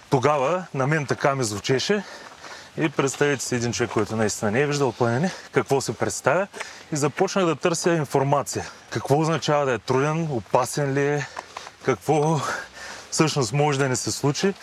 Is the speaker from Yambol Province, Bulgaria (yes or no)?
yes; Yambol, Yambol Province, Bulgaria; also born or lived in Varna; now in Sofia, Bulgaria; Родом съм от Ямбул, живял съм дълго време във Варна, но планините ме привлякоха към София и по настоящен живея тук.